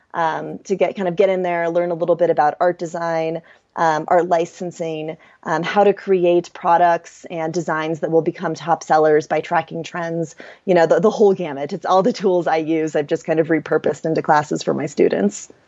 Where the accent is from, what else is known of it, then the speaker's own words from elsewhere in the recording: Kansas City, Missouri, United States; moved away as an adult; also born or lived in Chiang Mai / Bali / Europe; I'm from Kansas City, so I grew up in the Midwest